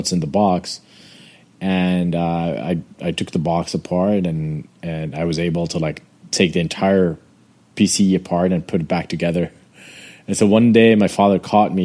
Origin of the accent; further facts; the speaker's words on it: Amman, Amman Governorate, Jordan; I grew up in Jordan, in Amman, Jordan